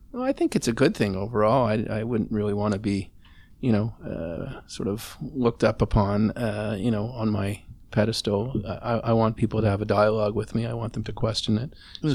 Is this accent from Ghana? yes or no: no; Montreal, Quebec, Canada; now in Toronto, Canada; I grew up in Montreal, which you know had different craziness about it, potholes.